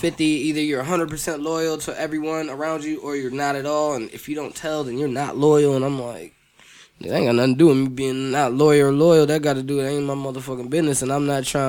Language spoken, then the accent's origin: English; Toledo, Ohio, United States; I'm from Toledo